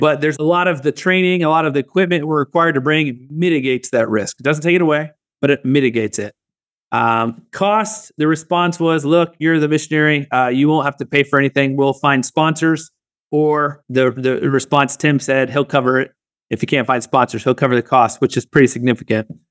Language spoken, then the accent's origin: English; Northwest Florida, United States; moved away; also born or lived in Southeast Asia; Growing up in Northwest Florida, we had no connection to Ohio